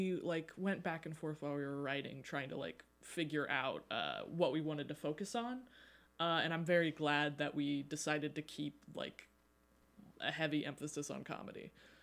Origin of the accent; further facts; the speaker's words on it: Austin, Texas, United States; now in Arkansas, United States; I am a freshman, and I'm from Austin, Texas.